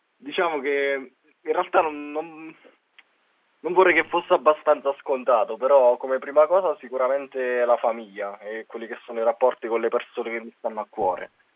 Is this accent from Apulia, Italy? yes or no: no; Guardia Alfiera, Molise, Italy; Io sono di Guardia Alfiera e sto a 40 km da Campobasso